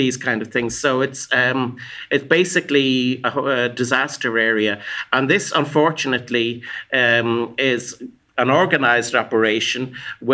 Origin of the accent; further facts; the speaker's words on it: Ireland; I come from Ireland